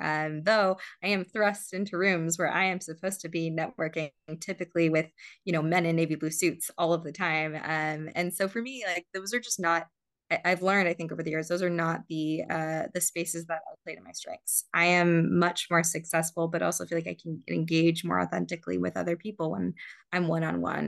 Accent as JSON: {"language": "English", "town": "San Diego", "region": "California", "country": "United States", "tie": "born or raised there", "also_born_or_lived": "Johannesburg, South Africa", "said": "I was born in Johannesburg, South Africa. I uh, immigrated with my family when I was younger to San Diego, where there happened to be a very robust community of, of South African Jews. Um, so I grew up uh, in Southern California"}